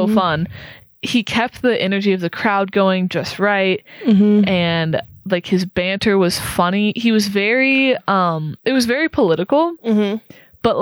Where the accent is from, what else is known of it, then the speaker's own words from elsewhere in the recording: Austin, Texas, United States; moved away; I grew up in Austin